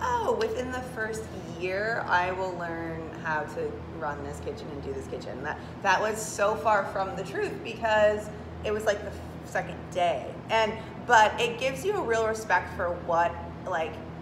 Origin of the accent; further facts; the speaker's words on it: Northern Michigan, United States; now in Manistee, United States; growing up in Northern Michigan